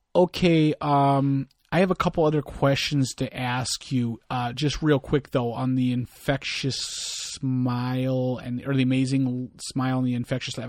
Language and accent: English; United States; me being an American